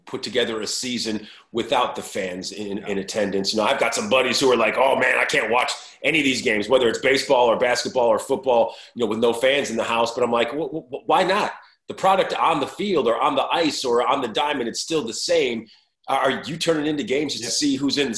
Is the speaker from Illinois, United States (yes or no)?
yes; Chicago, Illinois, United States; as a kid growing up in Chicago